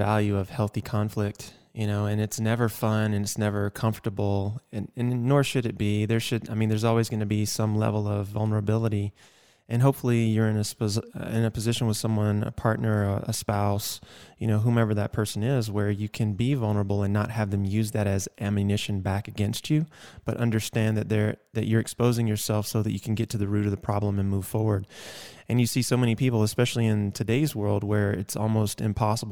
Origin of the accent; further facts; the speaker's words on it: Georgia, United States; accent: Southern; now in Arizona, United States; I grew up in the South in Georgia